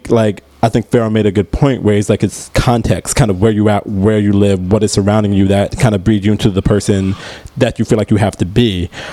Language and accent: English; Mount Kisco, New York, United States; I'm a very different person than somebody who grew up in the Bronx. I grew up in Mount Kisco.